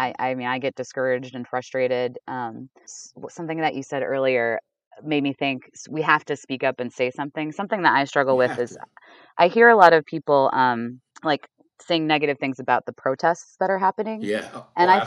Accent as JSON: {"language": "English", "region": "Ohio", "country": "United States", "moved": "yes", "lives_now": "Richmond, United States", "said": "I'm from Ohio"}